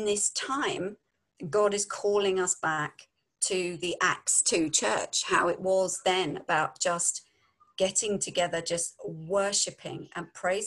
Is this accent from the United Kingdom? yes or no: yes; London, United Kingdom; moved away as an adult; also born or lived in Devon / Yorkshire; now in United States; We're from London, so we've probably got a lot of slang in our talk.